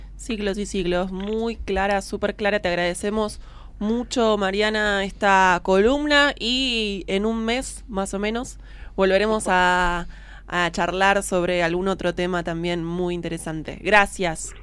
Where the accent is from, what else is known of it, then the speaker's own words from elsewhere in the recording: Buenos Aires, Argentina; somos dos porteñas